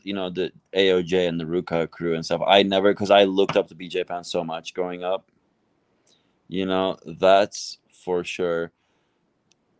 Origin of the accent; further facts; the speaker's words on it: Istanbul, Turkey; English is a second language; moved away; I'm Turkish. I grew up in Turkey. I didn't cover that part. I grew up in Istanbul.